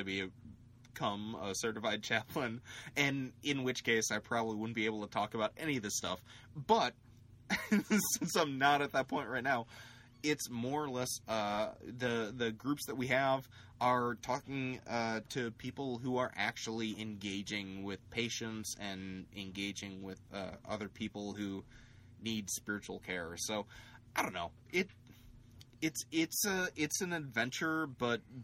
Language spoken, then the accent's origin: English; Chicago suburbs, Illinois, United States; I was from Chicago than I was from Illinois